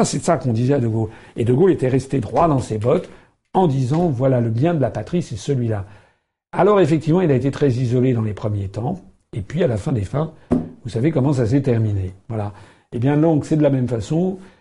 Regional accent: France; nous sommes français

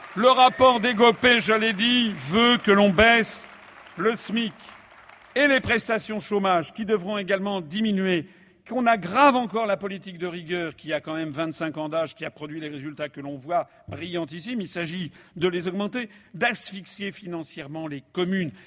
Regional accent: France; je suis français

